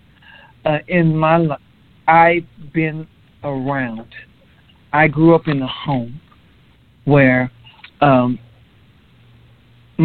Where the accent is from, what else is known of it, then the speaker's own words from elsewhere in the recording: Los Angeles, California, United States; now in Texas, United States; I'm currently in Texas, but I was born and raised in California, Los Angeles